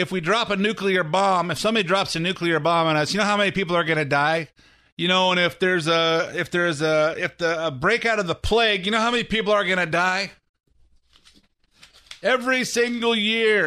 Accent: California, United States; I'm from California

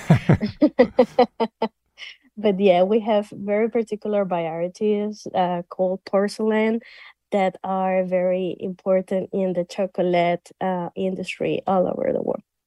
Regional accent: Venezuela; I'm from Venezuela

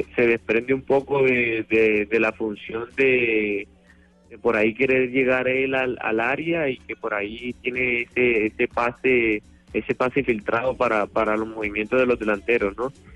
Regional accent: Colombia; moved away as an adult; now in Argentina; como colombiano

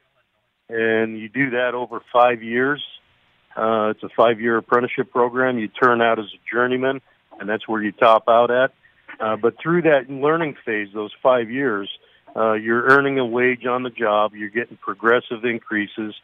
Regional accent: Lowell, Massachusetts, United States; I was born and raised in the Lowell area

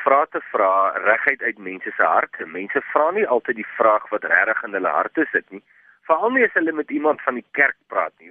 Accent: Vredendal, Western Cape, South Africa; Ek kom uit Vredendal uit.

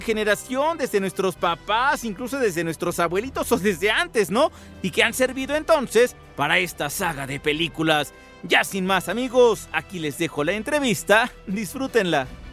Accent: Coacalco, State of Mexico, Mexico; lo que a mí me contaron de chiquito en Coacalco, allí en el Estado de México

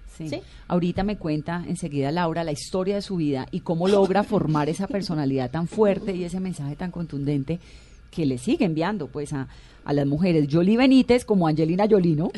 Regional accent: Cali, Valle del Cauca, Colombia; soy de Cali.

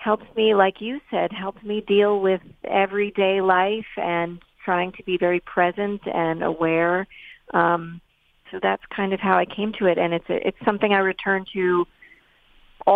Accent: New York City, New York, United States; also born or lived in East Hampton, New York; I grew up in New York City

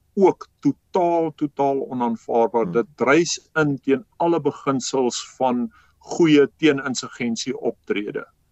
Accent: South Africa; ons as Suid-Afrikaners

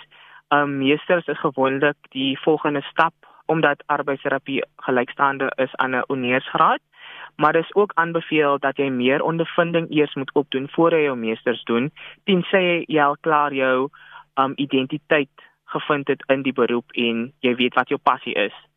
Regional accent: Worcester, Western Cape, South Africa; moved away as an adult; now in Mpumalanga, South Africa; Ek is oorspronklik van Woester

